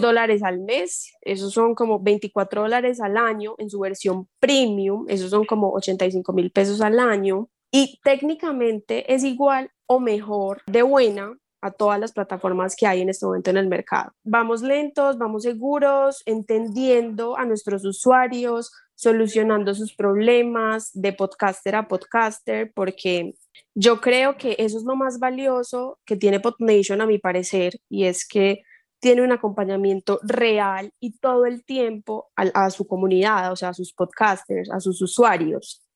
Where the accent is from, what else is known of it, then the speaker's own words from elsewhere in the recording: Colombia; como podcaster colombiana